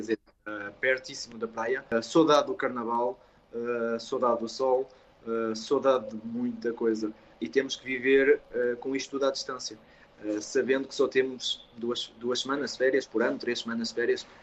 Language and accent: Portuguese; Portugal; não sou o único português ah, do chocolate